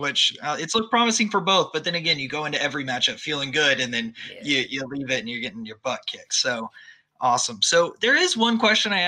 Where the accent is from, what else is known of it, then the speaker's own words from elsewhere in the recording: Abilene, Texas, United States; now in Austin, United States; I've lived in Texas my whole life, was born and raised in Abilene.